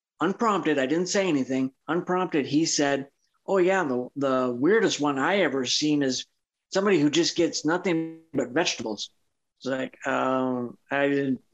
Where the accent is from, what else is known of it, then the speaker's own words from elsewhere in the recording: northern Minnesota, United States; also born or lived in Front Range, Colorado; now in Craig, United States; I was born and raised in northern Minnesota.